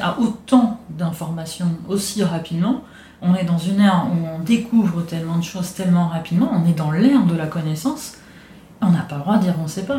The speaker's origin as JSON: {"language": "French", "country": "Italy", "second_language": "French", "moved": "yes", "lives_now": "France", "said": "je viens d'Italie, je suis habitué à vivre dans un monde où la religion est très très présente"}